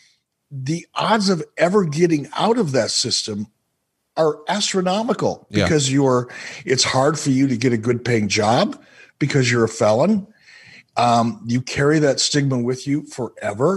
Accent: Minnesota, United States; as a kid growing up in Minnesota

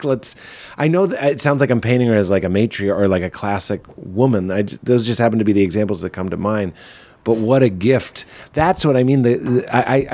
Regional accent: Boston, Massachusetts, United States; I am from Boston

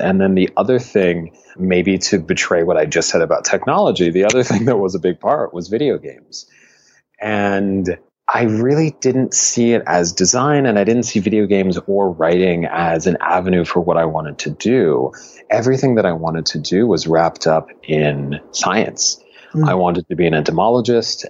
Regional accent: Buffalo, New York, United States; moved away; also born or lived in Miami; I grew up in Buffalo, New York

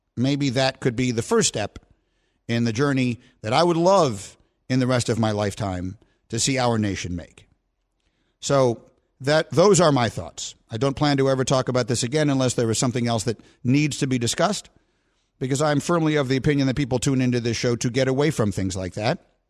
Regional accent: New York, United States; moved away as an adult; also born or lived in Evanston, Illinois; I'm from New York

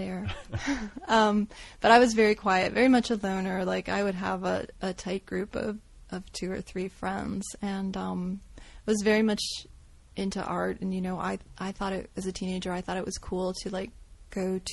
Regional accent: the South, United States; accent: twang; moved away as an adult; also born or lived in New York; it was very weird growing up in the South because we were not historically or culturally Southern

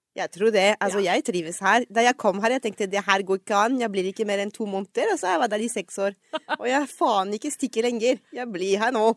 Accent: Paris, Île-de-France, France; accent: French; Norwegian is a second language; moved away as an adult; now in Oslo, Norway; Jeg er jo født og vokst opp i Paris, og flytta til Norge da jeg var sju-seks altså seks år siden

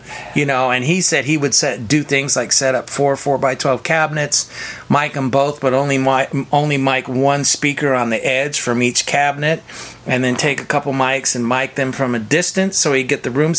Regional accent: Sacramento, California, United States; I grew up in Northern California, in South Sacramento, smallish town.

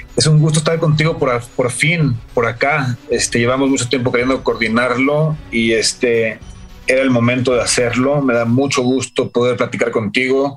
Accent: San Miguel de Allende, Guanajuato, Mexico; yo crecí en San Miguel de Allende

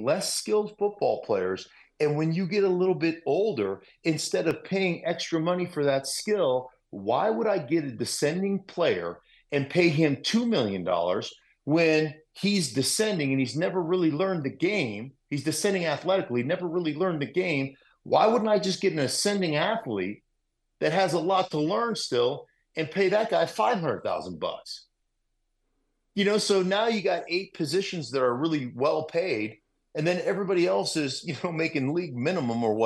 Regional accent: Alaska, United States; moved away as an adult; also born or lived in Idaho; I'm a kid from Alaska that went to this school, the University of Idaho

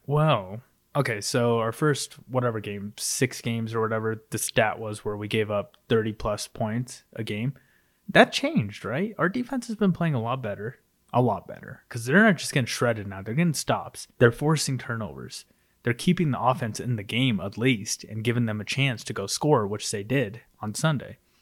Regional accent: United States; as Americans

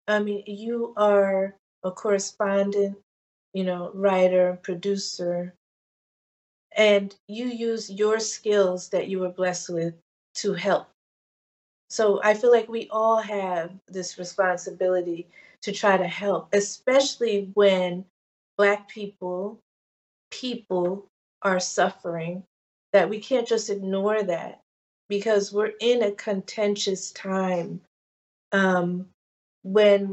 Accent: Maplewood, New Jersey, United States; this transplant girl who has roots in New Orleans and Ghana, growing up in New Jersey in the 70s

